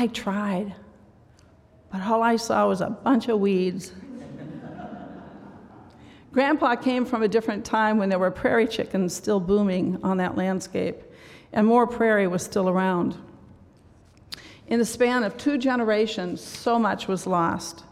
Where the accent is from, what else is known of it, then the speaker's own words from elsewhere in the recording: Pocahontas, Iowa, United States; growing up in Northwest Iowa in Pocahontas.